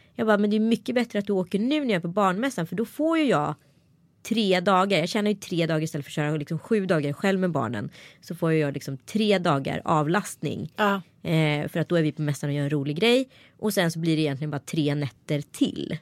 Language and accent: Swedish; Örebro, Örebro County, Sweden; accent: Närke dialect (närkingska); det är nog min egen dialekt. Det vill säga närkingskan